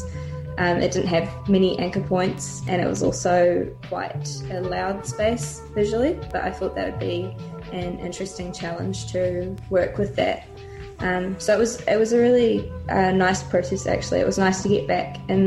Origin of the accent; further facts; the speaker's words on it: Dunedin, Otago, New Zealand; I'm from Otepoti, Dunedin. I grew up in Anderson's Bay, and I've spent most of my time in Dunedin